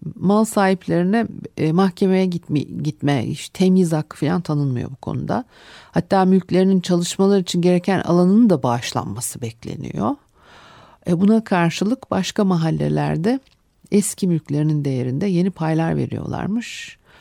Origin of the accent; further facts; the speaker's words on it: Istanbul, Turkey; benim çocukluğumda da Arnavutköy'de işte Etiler'de e, çıkmaz sokaklarla e, e, dolu bir mahallede